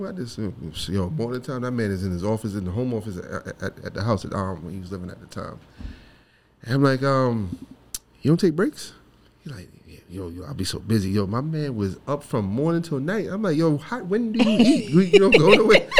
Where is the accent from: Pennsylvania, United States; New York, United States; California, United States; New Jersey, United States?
New York, United States; New York City; moved away as an adult; also born or lived in Flatbush, Brooklyn; now in Atlanta, United States; I was probably like 4 years old. We moved to East New York. Grew up in East New York. All the way till I was 19